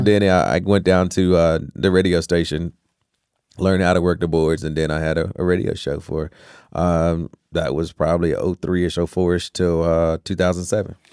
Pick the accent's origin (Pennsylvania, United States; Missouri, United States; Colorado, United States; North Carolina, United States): North Carolina, United States; Rocky Mount; also born or lived in Tarboro, North Carolina; that's actually where I was physically born at, but I'm always been a Rocky Mountain kid